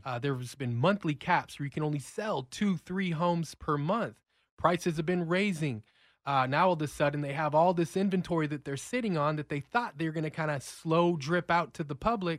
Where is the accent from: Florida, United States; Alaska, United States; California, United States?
California, United States; Los Angeles; moved away as an adult; I'm a relocator from California, so I'm a Rams fan, born and raised